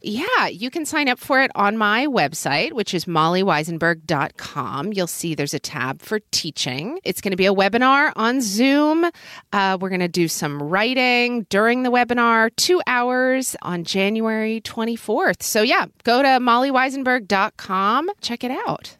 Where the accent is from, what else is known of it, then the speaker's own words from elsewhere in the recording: Oklahoma, United States; now in Seattle, United States; as a kid growing up in Oklahoma